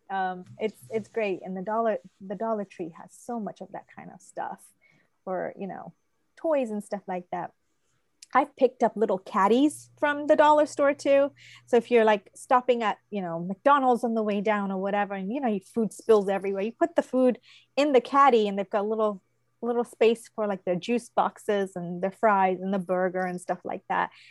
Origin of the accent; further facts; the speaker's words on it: England, United Kingdom; now in Odenton, United States; I told you I'm from England. I was born in England.